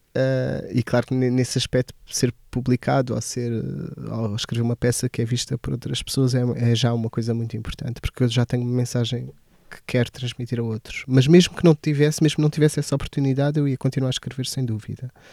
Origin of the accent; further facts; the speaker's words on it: Portalegre, Alentejo, Portugal; moved away; also born or lived in Santarém; cresci em Porto Alegre. Toda a minha experiência de, até a adolescência foi passada em Porto Alegre.